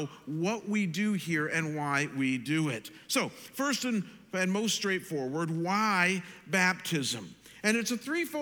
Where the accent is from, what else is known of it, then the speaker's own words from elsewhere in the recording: Chagrin Falls, Ohio, United States; my hometown of Chagrin Falls, Ohio